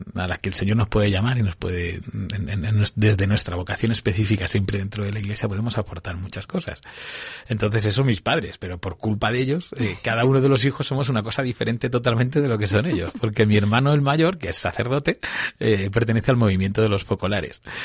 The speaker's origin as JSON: {"language": "Spanish", "town": "Villarrobledo", "region": "Castilla-La Mancha", "country": "Spain", "tie": "born or raised there", "accent": "manchego", "moved": "as an adult", "lives_now": "Pinto, Spain", "said": "soy de un pueblo de Albacete, de Villarroledo, así que soy muy manchego"}